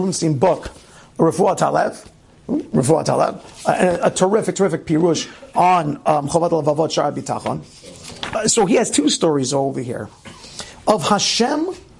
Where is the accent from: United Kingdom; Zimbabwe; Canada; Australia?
United Kingdom; Scotland; born there; I was born in Scotland, and as I listened to the news, I felt connected to what had happened